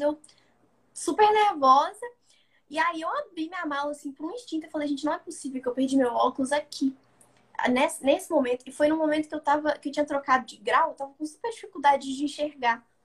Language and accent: Portuguese; Belo Horizonte, Minas Gerais, Brazil; Eu nasci e cresci em Belo Horizonte, né? Capital de Minas